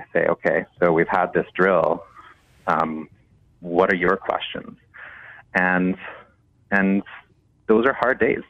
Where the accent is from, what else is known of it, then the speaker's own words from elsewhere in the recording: Canada; as a Canadian teacher